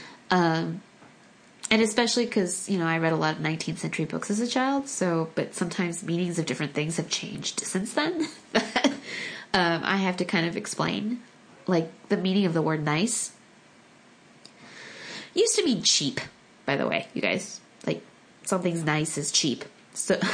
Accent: United States; first language Korean; English is a second language; I was born in the States

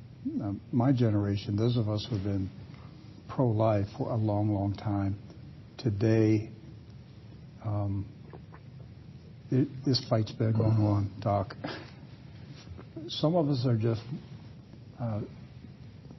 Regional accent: Maryland, United States; moved away; my hometown back in Maryland in those days

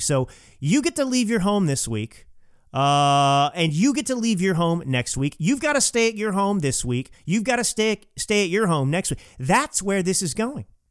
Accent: Texas, United States; moved away as an adult; also born or lived in California; now in Napa Valley, United States; I grew up in Texas, but I came out to California, uh, when I was eighteen years old

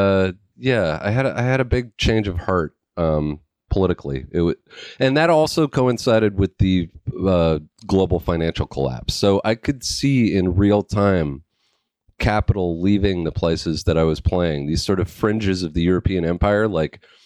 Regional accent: Vancouver Island, British Columbia, Canada; the town that I grew up

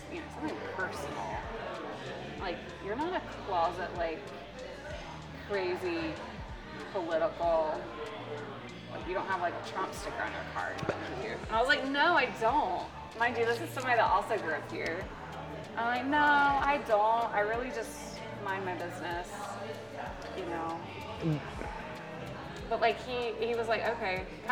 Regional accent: Westminster, South Carolina, United States; the Chattooga River, which is where I grew up in South Carolina. I grew up out there on that river

